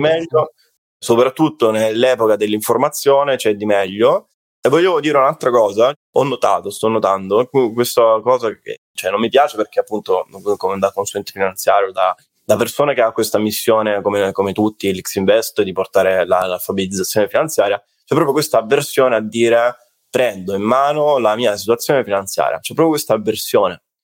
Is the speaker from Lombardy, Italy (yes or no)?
no; Salento, Apulia, Italy; sono salentino, quindi salentino, pizzica, pizzica, notte da Taranta, tamburello